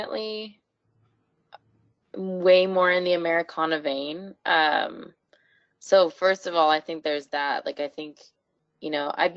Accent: Canada; a lot of people assume that I'm not Canadian, and I definitely am. I still live here

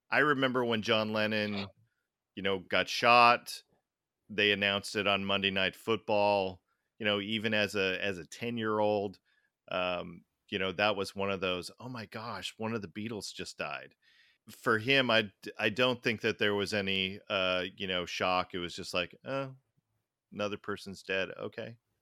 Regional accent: Tacoma, Washington, United States; we grew up in Tacoma for the most part

